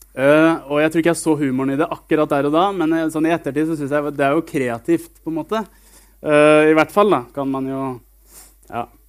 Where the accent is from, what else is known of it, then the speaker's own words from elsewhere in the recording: Sarpsborg, Østfold, Norway; now in Jørpeland, Norway; jeg bor på Jørpeland, og så kommer jeg fra en by som heter Sarpsborg. Eh, og et lite sted som heter Greåker